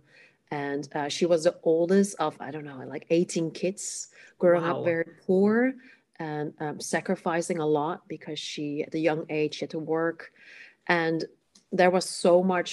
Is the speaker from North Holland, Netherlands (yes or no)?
yes; Amsterdam, North Holland, Netherlands; first language Cantonese; English is a second language; I am born in the Netherlands, in the capital city, Amsterdam. My parents are from Hong Kong. So I grew up speaking Cantonese